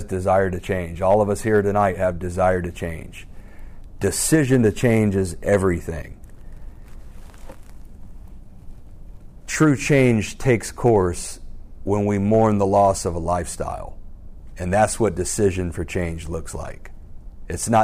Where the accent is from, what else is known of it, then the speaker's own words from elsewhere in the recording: Alpharetta, Georgia, United States; I grew up in Alpharetta, Roswell area.